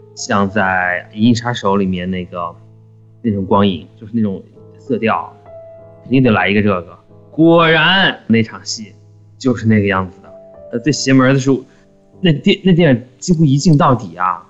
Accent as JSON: {"language": "Chinese", "country": "China", "moved": "yes", "said": "我们中国人"}